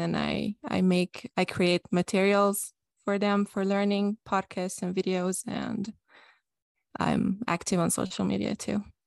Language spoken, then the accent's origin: English; Budapest, Hungary; I'm from Hungary, I'm hundred percent Hungarian. I was born and raised and I've, I lived my whole life in Budapest